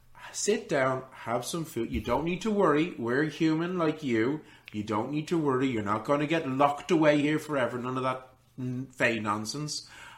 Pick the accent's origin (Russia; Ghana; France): France; Orléans, Centre-Val de Loire; Well, my sisters and I, I am from Orléans.